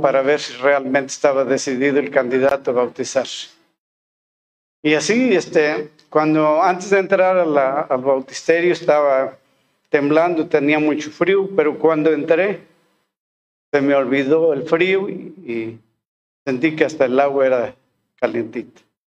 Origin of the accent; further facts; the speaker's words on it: Molango, Hidalgo, Mexico; moved away as an adult; also born or lived in Oaxaca; now in Álamo, Mexico; al regresar a mi pueblo, que es este Molango en el estado de Hidalgo